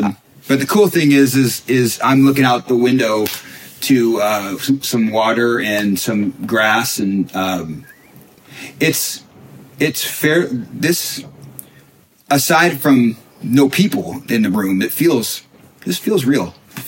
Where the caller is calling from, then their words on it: Bellevue, Washington, United States; Yeah, so I'm in Bellevue right now. Yeah, we're I'm between homes right now.